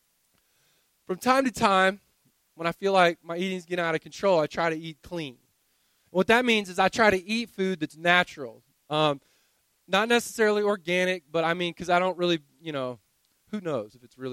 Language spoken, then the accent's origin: English; the South, United States; I grew up in the South